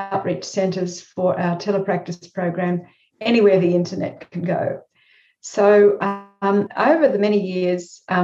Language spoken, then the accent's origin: English; Australia; I sometimes feel as if I'm more American than Australian